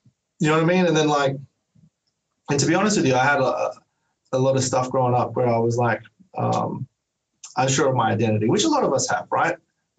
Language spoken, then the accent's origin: English; Australia; Like as an Australian, like I was like, oh, no, I'm a black fella.